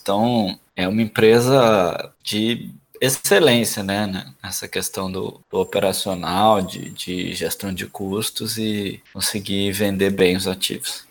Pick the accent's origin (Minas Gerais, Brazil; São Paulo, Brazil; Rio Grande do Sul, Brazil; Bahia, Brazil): Minas Gerais, Brazil; interior of; now in Santos, Brazil; A gente é do interior de Minas. Hoje em dia eu moro numa cidade que não tem espaço